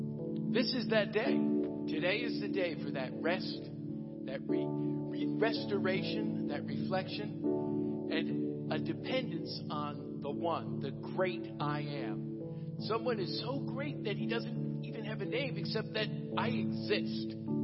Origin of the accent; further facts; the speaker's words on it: United States; I'm reminded that as an American